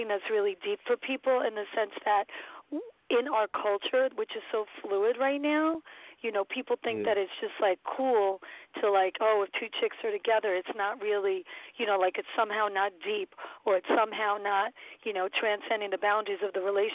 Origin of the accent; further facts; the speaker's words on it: New York City, New York, United States; Where I grew up in Brooklyn, what street I was on